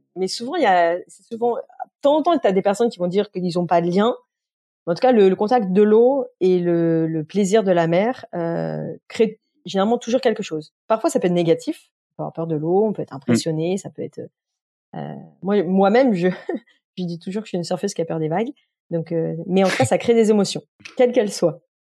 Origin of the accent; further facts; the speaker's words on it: Beaujolais, Lyon region, Auvergne-Rhône-Alpes, France; moved away as an adult; mes parents habitaient dans la région lyonnaise, dans le Beaujolais, euh, donc j'ai vécu dans un, village euh, jusqu'à voilà jusqu'à être majeur grosso modo euh, dans, dans le Beaujolais